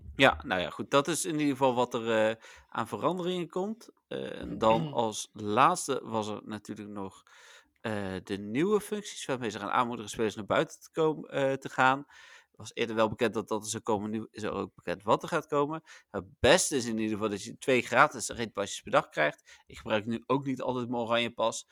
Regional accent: Netherlands; wij zijn Nederlanders

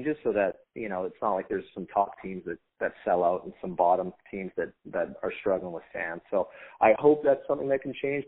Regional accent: Surrey, British Columbia, Canada; moved away; Anytime you get to come home, you get to have a couple of my old Surrey Stickman buddies

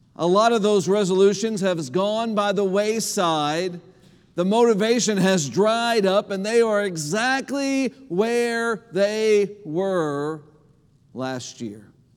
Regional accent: Indiana, United States; moved away as an adult; now in Lompoc, United States; the county that I grew up in in Indiana

